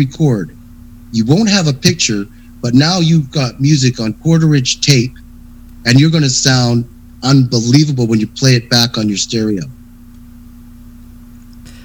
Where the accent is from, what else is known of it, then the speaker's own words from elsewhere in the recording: Victoria, British Columbia, Canada; now in Calgary, Canada; I'm from Victoria